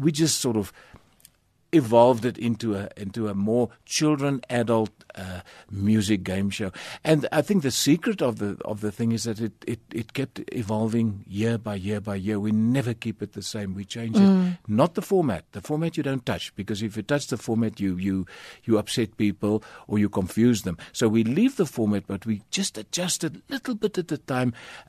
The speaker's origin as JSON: {"language": "English", "town": "Kleinzee", "region": "Northern Cape", "country": "South Africa", "tie": "born or raised there", "said": "My dad worked on the mines. He was a prospector on the mines. And I was born in Springbok because Clancy didn't have a hospital."}